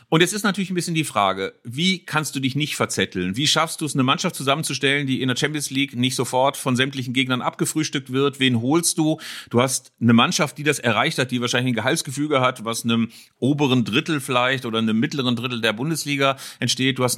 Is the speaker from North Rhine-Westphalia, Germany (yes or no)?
yes; Bielefeld, North Rhine-Westphalia, Germany; Und selbst als Bielefelder, der jetzt möglicherweise aus historisch traditioneller Sicht äh, immer eine kleine Feindschaft mit dem VfL gepflegt hat